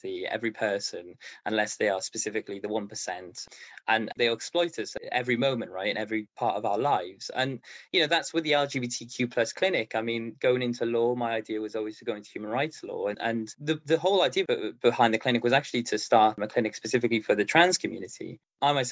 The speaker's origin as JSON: {"language": "English", "town": "Baghdad", "region": "Baghdad Governorate", "country": "Iraq", "tie": "born or raised there", "moved": "yes", "lives_now": "Cardiff, United Kingdom", "said": "I was born in Baghdad in Iraq"}